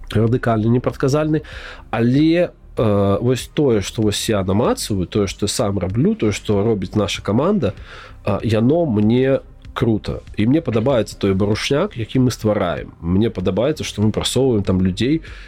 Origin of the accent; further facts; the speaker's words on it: Belarus; мы ж беларусы